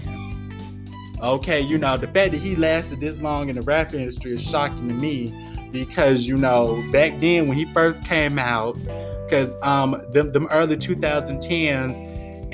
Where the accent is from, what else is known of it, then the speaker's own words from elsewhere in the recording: Florida, United States; my home state of Florida